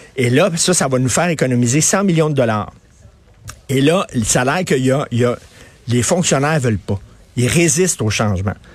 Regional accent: Montreal, Quebec, Canada; je viens de Verdun

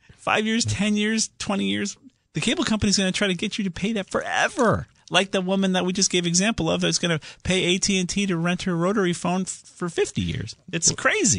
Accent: Southington, Connecticut, United States; down there in Southington, my hometown

